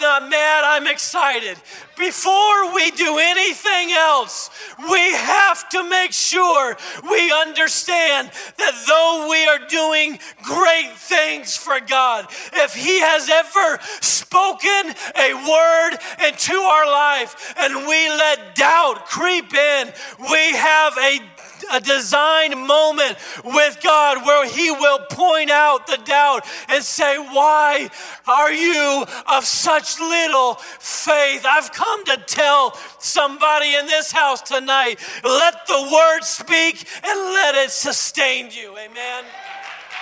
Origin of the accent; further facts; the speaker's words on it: the South, United States; now in Brookfield, United States; I grew up in the South